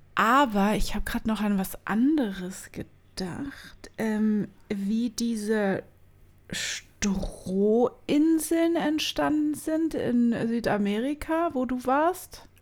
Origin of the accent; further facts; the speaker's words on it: Berlin, Germany; first language German; wir sind Berliner